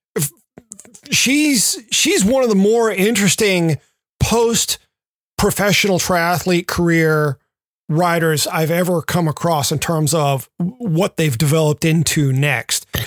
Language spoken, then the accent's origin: English; Memphis, Tennessee, United States; Growing up in Memphis